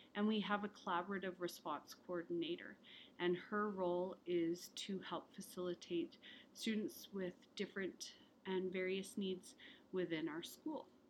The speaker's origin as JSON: {"language": "English", "country": "Ireland", "tie": "born or raised there", "moved": "yes", "lives_now": "Alberta, Canada", "said": "I was born in Ireland"}